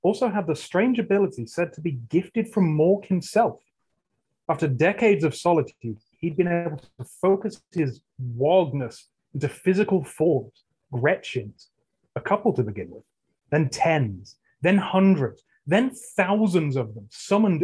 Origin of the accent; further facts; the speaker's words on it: England, United Kingdom; I'm English